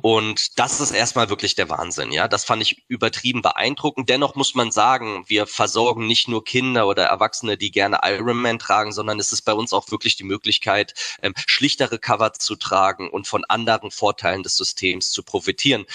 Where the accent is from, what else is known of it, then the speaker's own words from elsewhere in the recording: Heidelberg, Baden-Württemberg, Germany; Ich bin in Heidelberg geboren und wohne auch